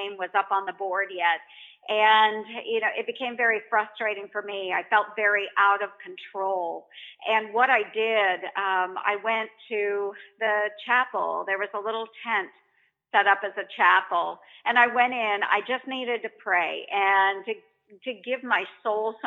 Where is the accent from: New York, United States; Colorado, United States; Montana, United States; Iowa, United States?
Iowa, United States; Montgomery County; I grew up in Montgomery County. I still live in Montgomery County in a rural area.